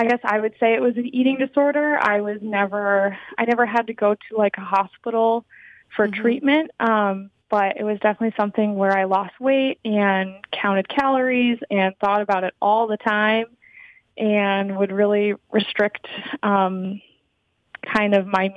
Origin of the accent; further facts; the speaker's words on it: Michigan, United States; I'm from Michigan, and I wanted to kind of go to college away from home